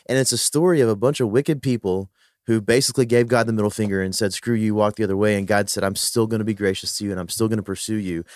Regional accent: Philippines; I'm a Filipino

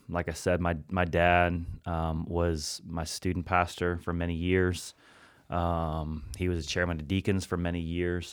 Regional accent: Hannibal, Missouri, United States; I grew up in Hannibal, Missouri, other side of the state, right off the Mississippi River.

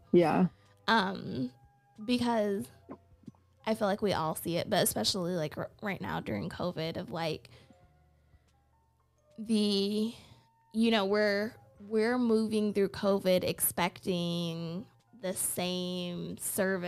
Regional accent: Lansing, Michigan, United States; I grew up here in Lansing

